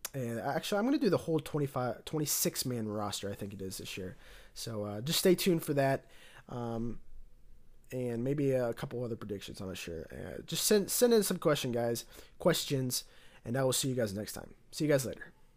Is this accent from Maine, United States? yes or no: no; Cincinnati, Ohio, United States; I was born around the Cincinnati area